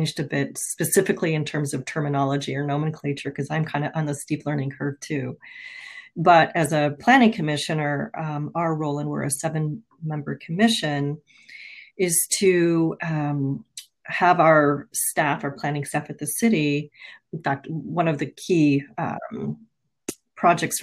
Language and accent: English; Colorado, United States; moved away as an adult; also born or lived in San Diego / Washington State; now in Redmond, United States; I grew up in Colorado and worked for a couple of cities just outside of Denver